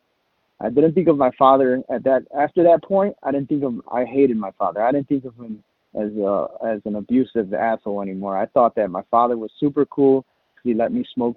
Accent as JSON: {"language": "English", "town": "Chicago", "region": "Illinois", "country": "United States", "said": "I'm from Chicago."}